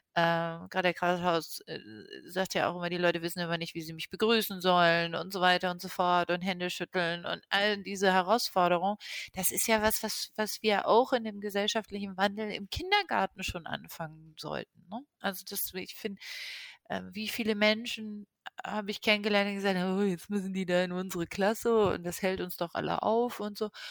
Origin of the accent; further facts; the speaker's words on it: Lisbon, Portugal; moved away; ich bin in Lissabon geboren